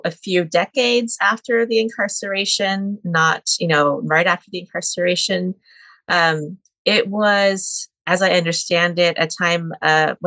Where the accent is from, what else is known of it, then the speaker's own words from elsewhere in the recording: Northern California, United States; now in Tacoma, United States; I was born in California, in Northern California, but I now live in Tacoma, Washington.